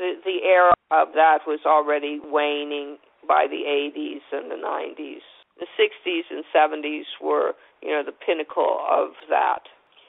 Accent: California, United States; Because I was from California, every time daylight savings changed, I'd get depressed

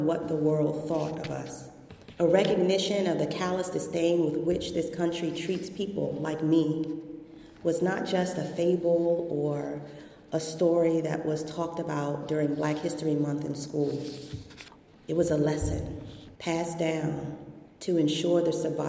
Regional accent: Washington, District of Columbia, United States; I grew up in Washington, D.C., the seat of our federal government

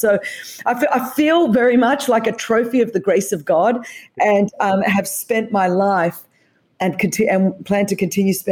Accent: Australia; As you could tell from the accent, I was raised in Australia

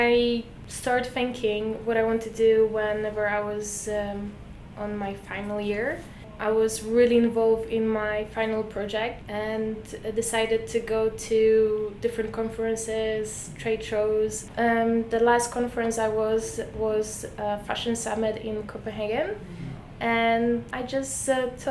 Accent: Poland; now in London, United Kingdom; I'm from Poland and I moved to London

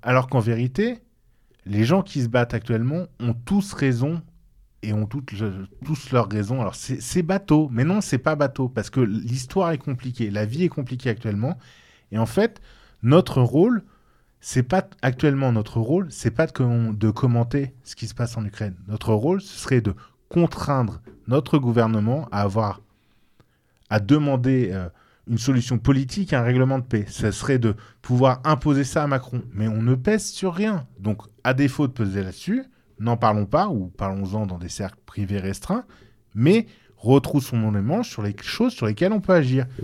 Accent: France; nous sommes nous-mêmes des Français

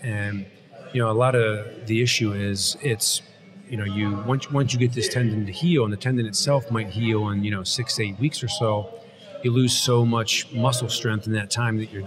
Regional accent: Pennsylvania, United States; moved away as an adult; also born or lived in New York City; now in South Jersey, United States; I'm from Pennsylvania

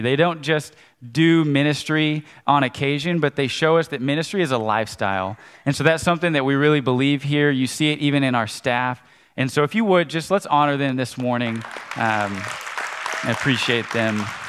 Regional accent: Conway, United States; I grew up in Conway

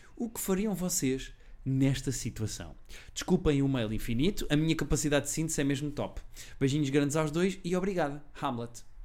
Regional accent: Portugal; eu sou português

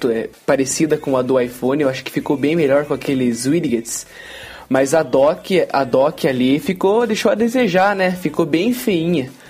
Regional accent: Ponta Grossa, Paraná, Brazil; Sou de Ponta Grossa, no Paraná

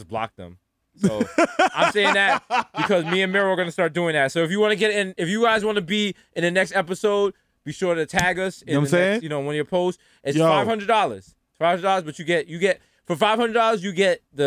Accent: New York City, New York, United States; As a New Yorker

